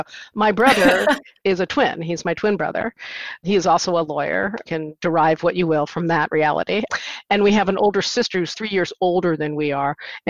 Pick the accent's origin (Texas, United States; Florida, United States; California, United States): California, United States; San Mateo County, San Francisco Bay Area; also born or lived in Jersey City, New Jersey; But at the ripe age of 3 months, my family moved to the San Francisco Bay Area, in particular San Mateo County.